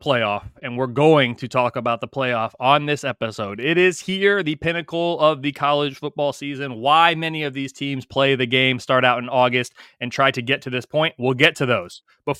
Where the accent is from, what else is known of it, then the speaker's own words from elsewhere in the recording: Central Indiana, United States; we're both from Central Indiana, her family's here, business is here, everything's here.